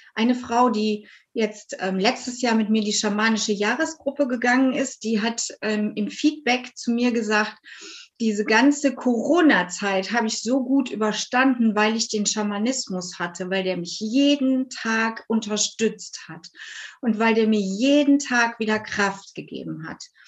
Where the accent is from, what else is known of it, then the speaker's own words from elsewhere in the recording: near Cologne, North Rhine-Westphalia, Germany; ich bin aus der Nähe von Köln